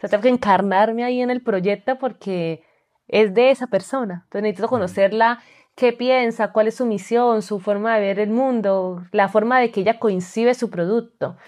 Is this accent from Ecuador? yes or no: no; Colombia; moved away as an adult; also born or lived in Spain; now in Malta; soy colombiana, los colombianos me entienden que necesitamos visa para todo